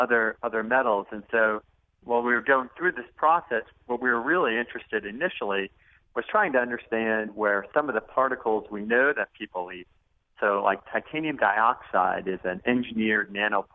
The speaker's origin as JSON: {"language": "English", "region": "Arizona", "country": "United States", "said": "I'm from Arizona, and we have gold mines and silver mines in Arizona"}